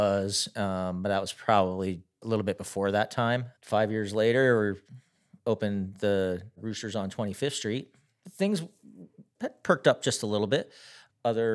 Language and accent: English; near Philadelphia, Pennsylvania, United States; moved away as an adult; now in Ogden, United States; I grew up near Philadelphia, Pennsylvania. And then after high school, my father suggested that I come out and go to the University of Utah